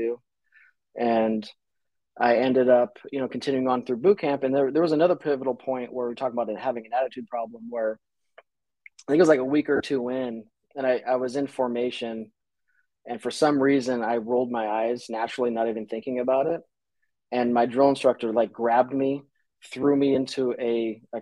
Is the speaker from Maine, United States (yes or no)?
no; Las Vegas, Nevada, United States; moved away as an adult; I was born and raised in Las Vegas, Nevada